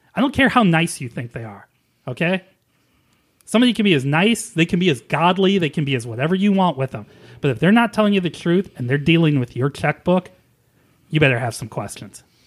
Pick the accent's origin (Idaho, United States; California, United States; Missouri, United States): Missouri, United States; St. Louis; moved away; I am from Saint Louis and a former Cardinals fan